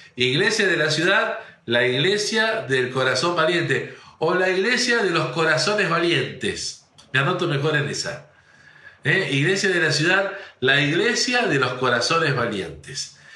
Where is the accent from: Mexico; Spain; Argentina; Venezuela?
Argentina; northern Santa Fe; somos unos santafesinos del, unos changos santafesinos del norte, algunos rejuntados, uno de, de, Rosario, otro de Córdoba, otro de ahí